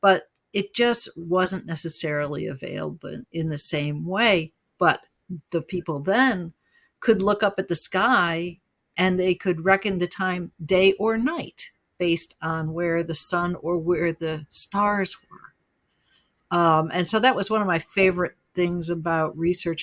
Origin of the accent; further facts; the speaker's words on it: Utica, New York, United States; I grew up in Utica